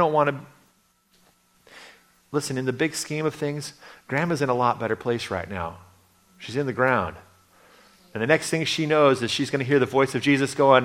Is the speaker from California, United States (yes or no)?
yes; Redding, California, United States; I grew up in Redding, California for many, many years